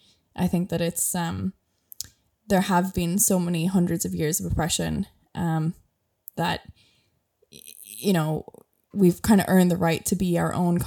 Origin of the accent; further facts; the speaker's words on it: Ireland; first language English; I grew up speaking English. I speak English natively. That is my first language. Again, it's because of British rule. It was illegal to speak it was illegal to speak Irish for, you know, basically the entirety of British rule